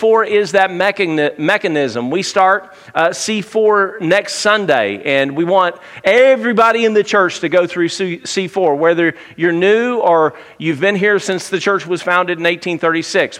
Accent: Tuscaloosa, Alabama, United States; I grew up in Tuscaloosa

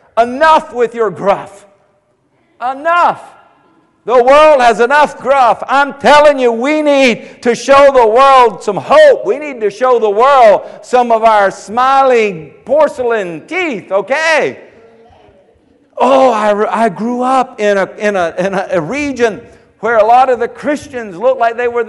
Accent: Andrews, South Carolina, United States; I'm from Andrews, South Carolina

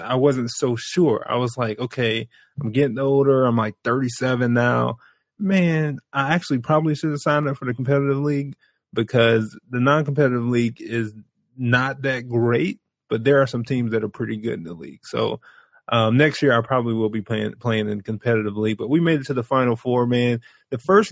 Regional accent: Brunswick, Georgia, United States; now in Chicago, United States; I am from Brunswick, Georgia. And let me tell you, I represent Brunswick hard. And we have probably about 10 to 12,000 people. So we're like half a neighborhood. You're talking about a neighborhood. We're half a neighborhood in my hometown. I grew up there.

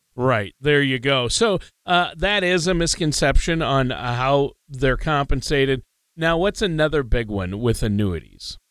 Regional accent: Minnesota, United States; I'm from Minnesota and we really didn't have a college football team

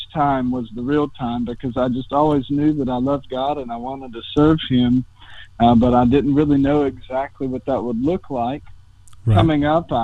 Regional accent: North Carolina, United States; moved away; I'm from North Carolina, out of the Cornerstone Conference

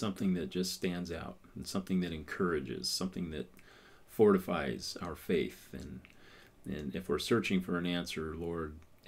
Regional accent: United States; because we're American.

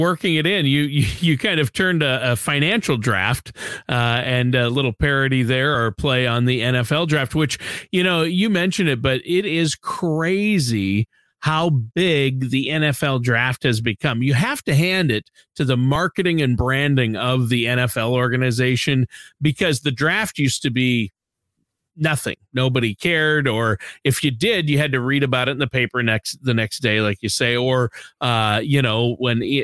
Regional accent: Minnesota, United States; moved away; I grew up in Minnesota

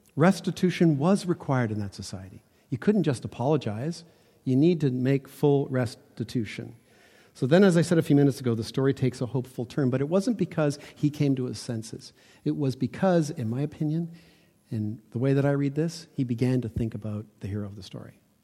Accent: Toronto, Ontario, Canada; I was born in North Toronto, ki, not quite the suburbs, but close

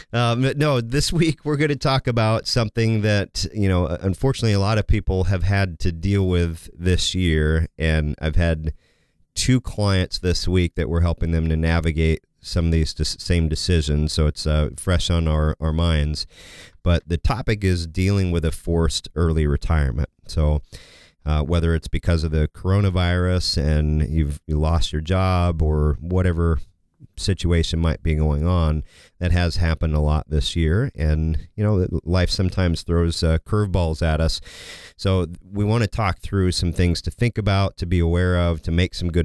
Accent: Kansas, United States; I grew up in Kansas

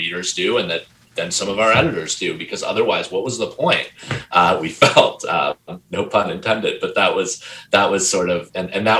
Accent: United States

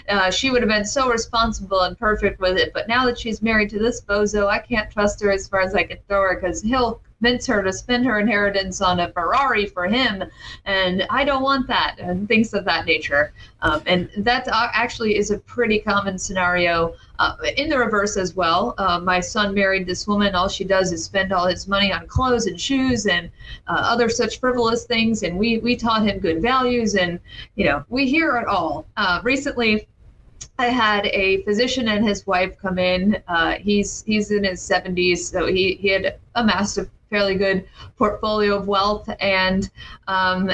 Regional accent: Palm Harbor, Florida, United States; I grew up locally in Palm Harbor, Florida

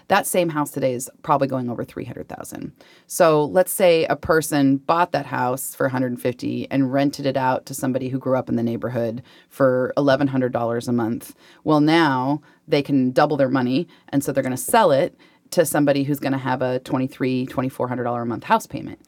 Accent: Spanaway, Washington, United States; also born or lived in South Hill, Washington; I grew up in South Hill and Spanaway

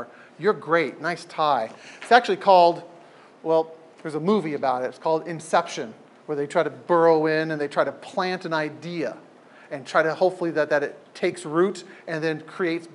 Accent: San Diego, California, United States; now in Portland, United States; I grew up in San Diego

